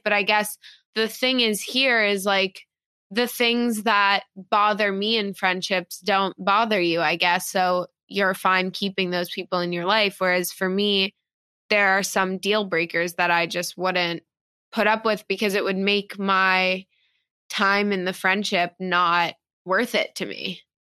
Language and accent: English; New York City, New York, United States; I was born and raised in New York